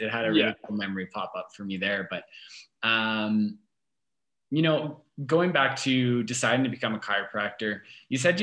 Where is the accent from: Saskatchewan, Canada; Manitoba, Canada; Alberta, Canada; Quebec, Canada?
Alberta, Canada; Calgary; born and raised in Calgary